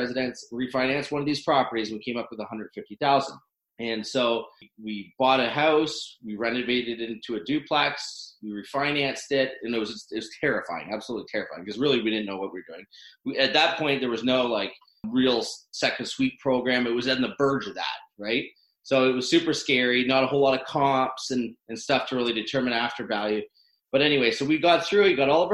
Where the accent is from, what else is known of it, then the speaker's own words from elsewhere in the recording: Owen Sound, Ontario, Canada; I grew up in Owen Sound, small town in Ontario